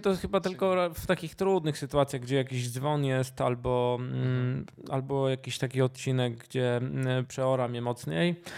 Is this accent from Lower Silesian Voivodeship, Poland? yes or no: yes; Duszniki-Zdrój, Lower Silesian Voivodeship, Poland; also born or lived in Kłodzko; pochodzę z Dusznik Zdroju. Może nie urodziłem się w Dusznikach, dlatego że w, w tym okresie, kiedy ja się rodziłem, był zamknięty e, oddział położniczy, więc się urodziłem w Kłodzku. Ale mieszkałem od urodzenia w Dusznikach